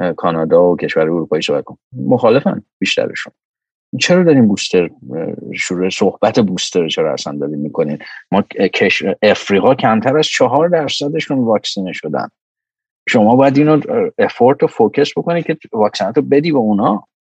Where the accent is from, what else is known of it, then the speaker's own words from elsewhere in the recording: Iran; moved away; من آدمی هم که ایران بزرگ شدم